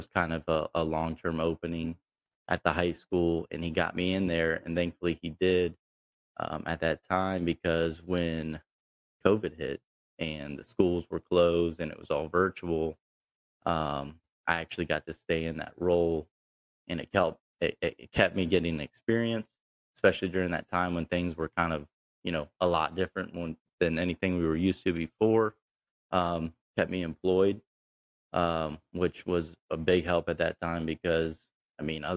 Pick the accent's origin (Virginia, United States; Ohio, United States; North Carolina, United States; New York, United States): Ohio, United States; Pataskala; I grew up in Pataskala, graduated from Watkins Memorial in 2013